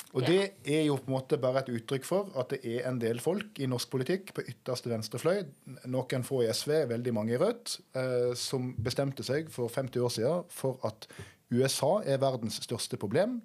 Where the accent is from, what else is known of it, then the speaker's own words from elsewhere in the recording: Norway; ganske nærme der jeg kommer fra